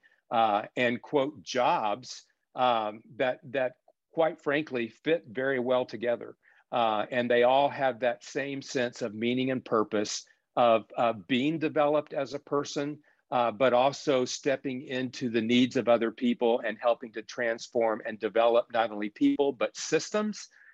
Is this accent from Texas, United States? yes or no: yes; South Texas, United States; as a child growing up in South Texas